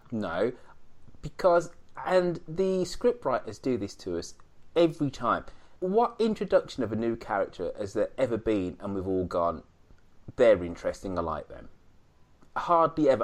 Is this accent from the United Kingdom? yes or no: yes; England, United Kingdom; now in United States; I'm English